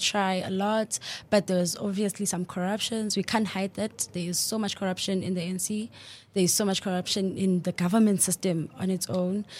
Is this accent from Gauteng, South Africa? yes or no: yes; Soweto, Gauteng, South Africa; I grew up in Protea Glen in Soweto